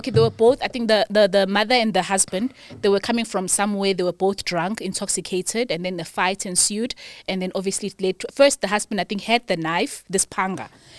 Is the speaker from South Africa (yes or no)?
yes; South Africa; I'm also South African.